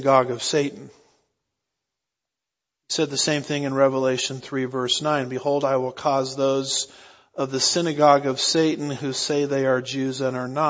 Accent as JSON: {"language": "English", "country": "United States", "said": "I'm an American"}